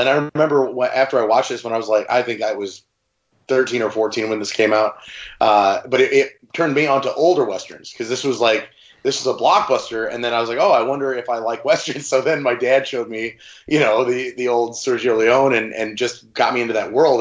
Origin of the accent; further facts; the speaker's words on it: La Porte, Indiana, United States; my hometown where I live currently, Laporte, Indiana.